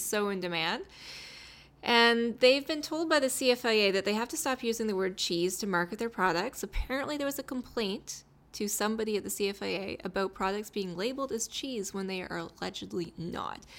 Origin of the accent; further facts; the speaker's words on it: Calgary, Alberta, Canada; I was born in Calgary